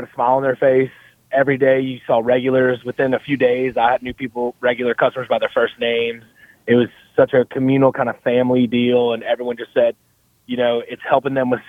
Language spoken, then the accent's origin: English; Mandeville, Louisiana, United States; also born or lived in Metairie; I'm from the North Shore, born and raised here.